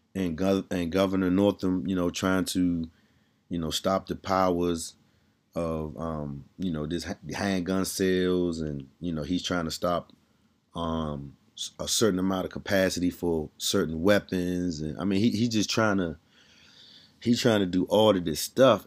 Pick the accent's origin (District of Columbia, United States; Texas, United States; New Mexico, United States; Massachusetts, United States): District of Columbia, United States; Washington; I'm from D C